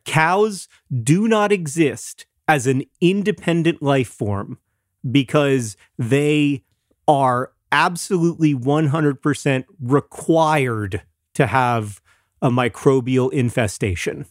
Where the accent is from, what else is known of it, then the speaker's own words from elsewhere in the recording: Florida, United States; growing up in Florida